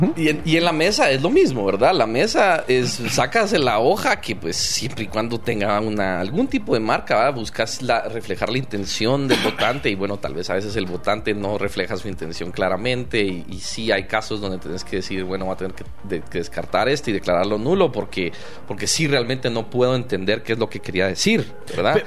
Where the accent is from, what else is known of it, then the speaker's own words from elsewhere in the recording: Guatemala; me he sentido parte del, Estado de Guatemala